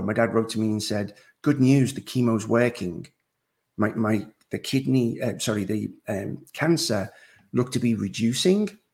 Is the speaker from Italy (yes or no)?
no; Liverpool, North West England, United Kingdom; moved away as an adult; now in North Carolina, United States; I actually live in North Carolina in the United States. I'm originally from Liverpool, England, okay. and I've been in the States now 21 years